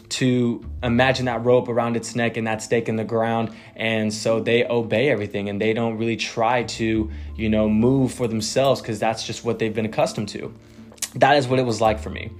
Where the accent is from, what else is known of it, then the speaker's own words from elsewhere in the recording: Texas, United States; I am born and raised in Texas.